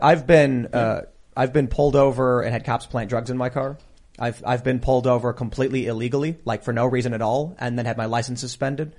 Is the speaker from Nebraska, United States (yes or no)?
no; Chicago, Illinois, United States; in the south side of Chicago, in mixed race areas, in gang territory